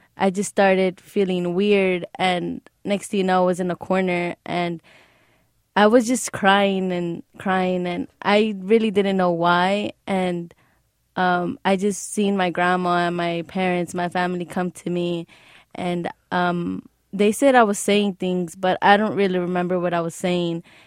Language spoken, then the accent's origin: English; Los Angeles, California, United States; also born or lived in Beverly Hills; I was raised, I was born in L A, but raised in the Valley.